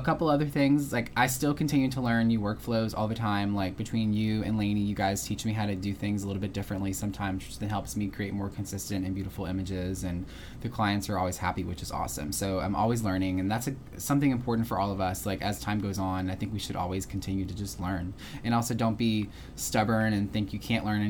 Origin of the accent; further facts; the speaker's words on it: Houma, Louisiana, United States; I get to go home to my hometown in Houma quite often